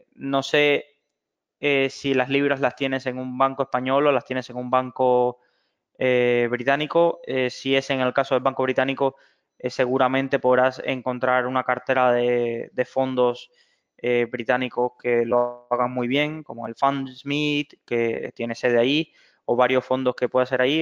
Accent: Cuba; moved away; soy originario de Cuba

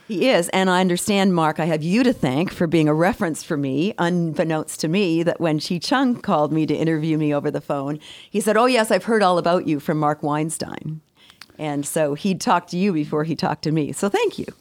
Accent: Victoria, British Columbia, Canada; moved away; I was raised in Victoria, B C, and all our family lived in Toronto

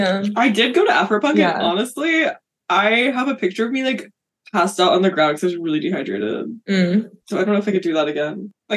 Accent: South Africa; accent: South African; I'm really holding back my South African accent right now.

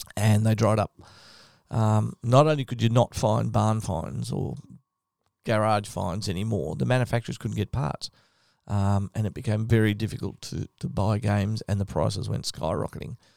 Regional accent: Victoria, Australia; I grew up in Victoria

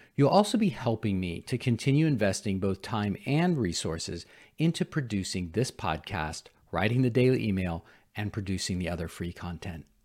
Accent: San Francisco, California, United States; I'm a city boy. I grew up in San Francisco

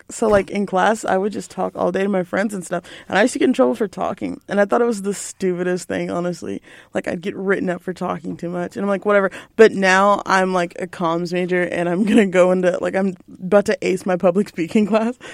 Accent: Belton, Texas, United States; moved away as an adult; I'm from Belton

